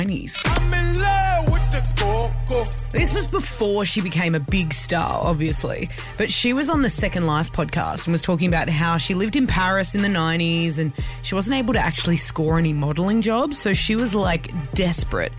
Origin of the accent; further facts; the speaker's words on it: Australia; I am an Aussie